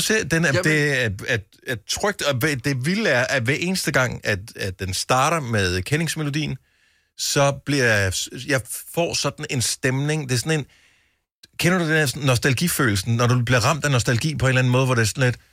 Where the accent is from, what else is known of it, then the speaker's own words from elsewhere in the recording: Funen, Southern Denmark, Denmark; Nu er jeg opvokset på Fyn